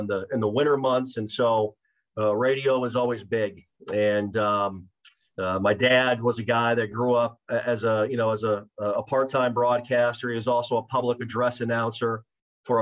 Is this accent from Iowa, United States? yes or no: no; Mitchell, South Dakota, United States; moved away as an adult; also born or lived in Nebraska / Morgantown, West Virginia; my hometown is Mitchell, South Dakota, guys. And grew up in the upper Midwest